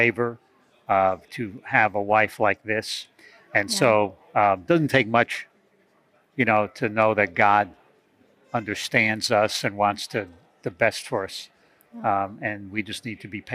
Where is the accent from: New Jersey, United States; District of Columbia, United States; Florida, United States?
New Jersey, United States; I'm from New Jersey.